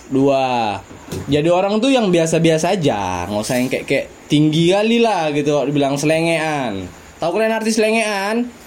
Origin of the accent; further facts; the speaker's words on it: Medan, North Sumatra, Indonesia; accent: Medan; aku kasih tahu lagi kami dari Medan kalau misalnya kalian nggak tahu logat Medan biar dikasih tahu